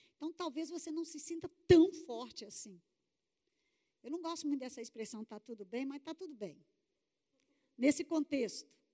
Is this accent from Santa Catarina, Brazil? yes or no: no; Contagem, Minas Gerais, Brazil; Sou de Belo Horizonte, Minas Gerais. Falo Belo Horizonte para ficar mais chique, né? Porque, na verdade, a cidade é contagem.